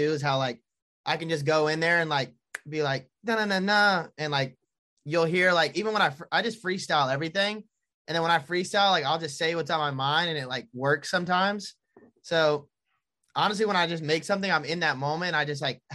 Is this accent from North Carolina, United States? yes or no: yes; Charlotte, North Carolina, United States; I performed at Breakaway Music Festival in Charlotte, like in my hometown